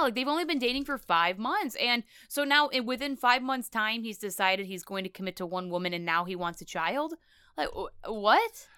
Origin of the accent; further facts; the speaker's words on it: United States; I'm American